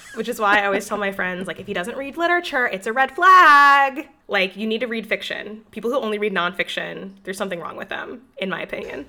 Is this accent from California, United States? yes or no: no; Illinois, United States; I grew up in Illinois where we h, were forced to take gym from sixth grade until twelfth grade